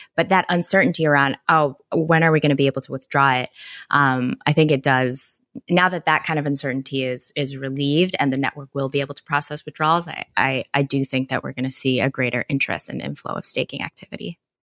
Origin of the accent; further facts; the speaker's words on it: Canada; moved away; back in Canada, I am Canadian